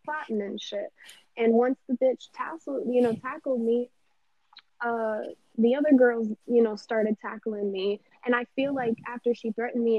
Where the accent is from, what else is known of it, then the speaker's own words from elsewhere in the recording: Pompano Beach, Florida, United States; I'm from Pompano